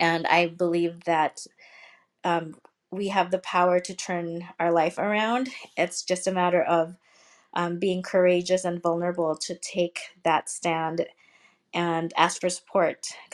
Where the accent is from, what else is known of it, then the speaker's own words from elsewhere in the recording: Seattle, Washington, United States; also born or lived in Philippines; when I was growing up, when I was younger, I was born in the Philippines, lived in Seattle, Washington State.